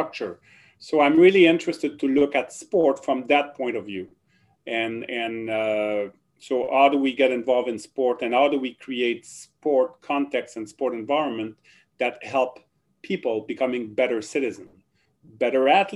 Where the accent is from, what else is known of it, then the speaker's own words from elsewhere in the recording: Drummondville, Quebec, Canada; accent: French; first language French; English is a second language; moved away as an adult; also born or lived in Ottawa; now in Kingston, Canada; I was born in Quebec, the province of Quebec. And so I grew up speaking French, and I did everything in French in Quebec